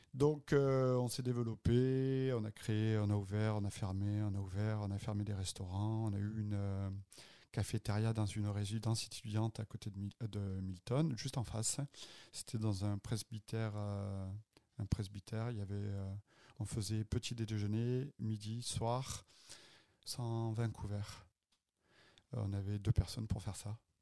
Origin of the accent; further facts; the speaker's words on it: Avignon, Provence-Alpes-Côte d'Azur, France; moved away as an adult; also born or lived in Marseille / Cannes / Nice; now in Montreal, Canada; Avignonais, en fait. Je dis Marseillais parce que c'est plus facile de dire je suis né à Avignon. Mais j'ai vécu une partie de ma vie à Marseille. J'ai fait mes études à Marseille.